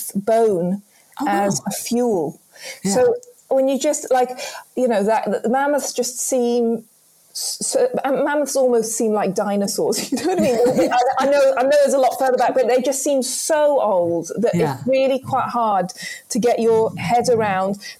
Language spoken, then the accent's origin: English; Lesotho; moved away; I was brought up in Lesotho